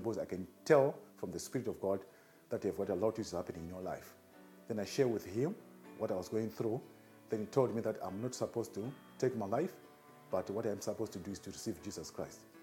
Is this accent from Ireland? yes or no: no; Zimbabwe; moved away as an adult; now in South Africa; I'm from Zimbabwe.